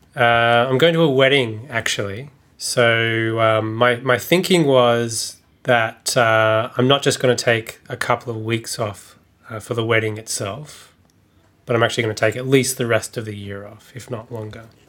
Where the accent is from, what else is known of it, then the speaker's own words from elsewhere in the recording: Australia; when you grow up, especially as an Australian